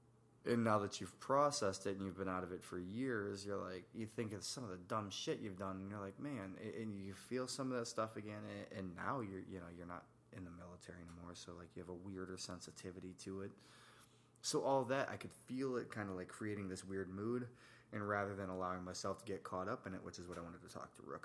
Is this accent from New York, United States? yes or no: yes; New York, United States; moved away; also born or lived in Tennessee / Virginia; I'm from New York originally